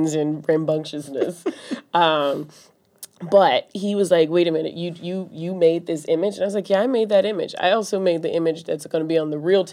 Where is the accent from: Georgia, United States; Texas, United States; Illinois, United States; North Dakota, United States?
Georgia, United States; Atlanta; moved away as an adult; now in New York, United States; I'm from Atlanta, as mm-hmm. we've talked about, and Super Bowl happened to be in my hometown this past year